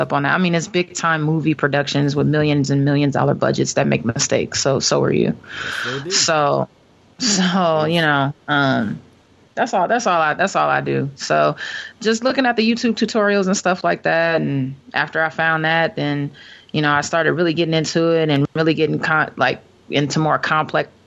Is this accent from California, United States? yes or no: yes; Los Angeles, California, United States; played with the LA Sparks, my hometown.